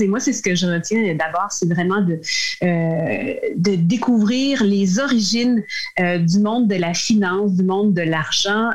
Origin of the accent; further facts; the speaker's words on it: Shawinigan, Quebec, Canada; moved away as an adult; also born or lived in Trois-Rivières / Montreal; dans mon patelin natal, Shawinigan